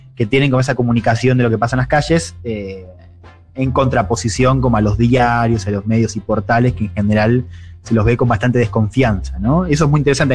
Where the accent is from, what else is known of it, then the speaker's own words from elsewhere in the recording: Argentina; soy periodista argentina